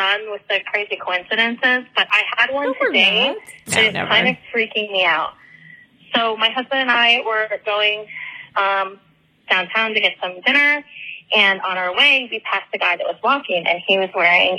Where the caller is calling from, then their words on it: Florida, United States; I'm calling from Florida.